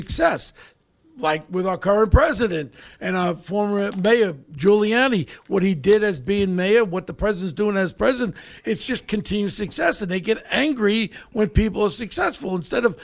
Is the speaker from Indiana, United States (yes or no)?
no; New York City, New York, United States; my background growing up in Ozone Park